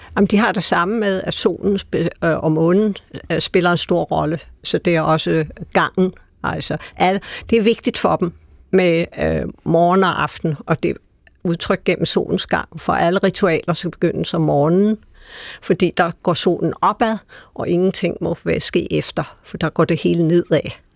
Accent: Denmark; som danskere

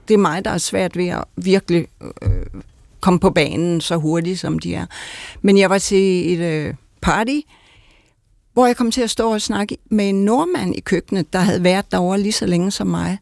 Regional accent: Denmark; moved away; also born or lived in United States; jeg til sidst længtes tilbage til Danmark, fordi vi har en anden dybde, og jeg havde brug for at blive genkendt i min danskhed

